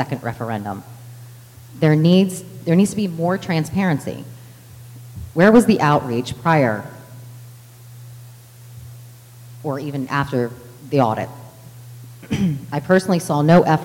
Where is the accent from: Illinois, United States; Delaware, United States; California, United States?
Delaware, United States; Sussex County; I was born and raised in Sussex County and attended IRSD.